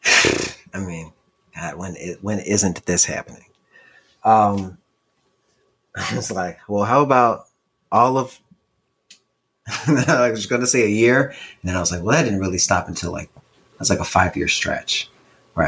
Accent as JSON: {"language": "English", "region": "Illinois", "country": "United States", "moved": "as an adult", "lives_now": "California, United States", "said": "Like, I'm from Illinois."}